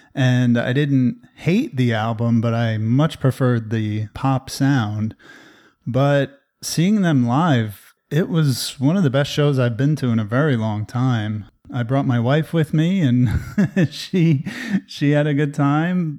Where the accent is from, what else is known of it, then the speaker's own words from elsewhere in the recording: New Jersey, United States; moved away; a tradition that I grew up with in New Jersey